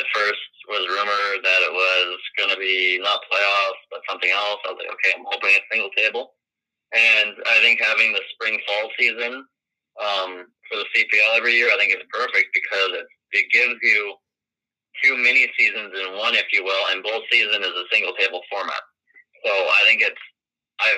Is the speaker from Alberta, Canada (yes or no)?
no; Winnipeg, Manitoba, Canada; I'm from Winnipeg and I was born after the Fury were moved, so I didn't have a local club to support